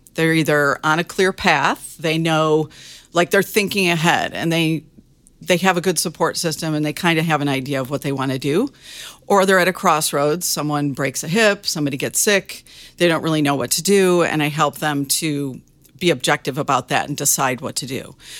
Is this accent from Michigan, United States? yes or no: yes; Michigan, United States; moved away as an adult; also born or lived in Arizona; I grew up in Michigan.